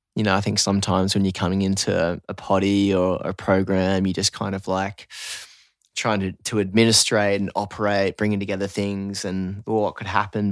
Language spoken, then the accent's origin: English; Newcastle, New South Wales, Australia; now in Byron Bay, Australia; I grew up in Newey